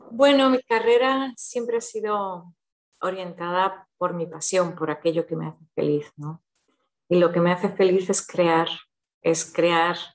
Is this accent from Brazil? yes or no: yes; Brazil; born there; also born or lived in Switzerland / London / Madrid / United States; yo nací en Brasil, mis padres son españoles